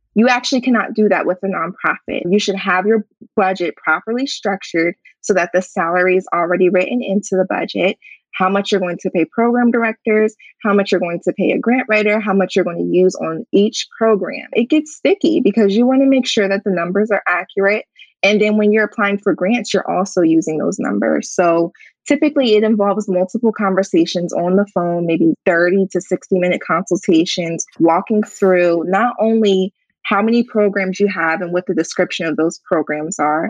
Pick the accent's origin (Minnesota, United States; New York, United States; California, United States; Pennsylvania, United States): Pennsylvania, United States; Harrisburg; my hometown in Harrisburg